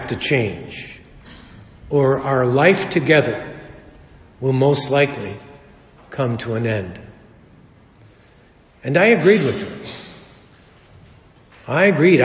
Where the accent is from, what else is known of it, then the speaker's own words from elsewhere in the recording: Chicago, Illinois, United States; We were raised in Chicago.